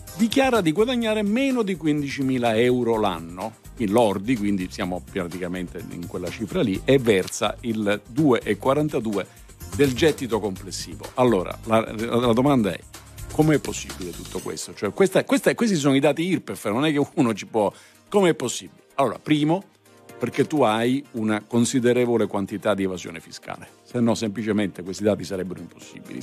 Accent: Southern Italy, Italy; sono del sud, sono terrone, orgogliosamente terrone

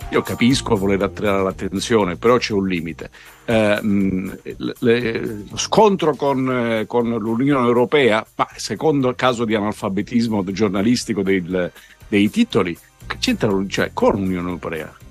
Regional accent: Sicily, Italy; io sono siciliano

